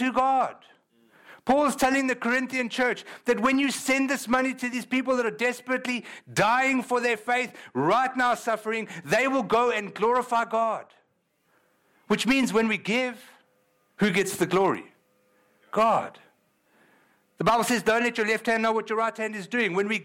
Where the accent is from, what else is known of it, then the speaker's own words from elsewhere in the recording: South Africa; moved away; I'm from South Africa